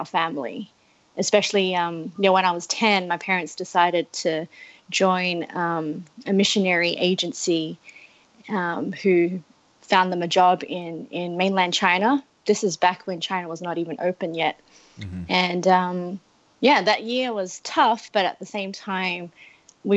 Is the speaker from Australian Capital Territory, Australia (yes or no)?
no; Melbourne, Victoria, Australia; moved away as an adult; now in Toronto, Canada; Melbourne generally is a very much metropolitan city.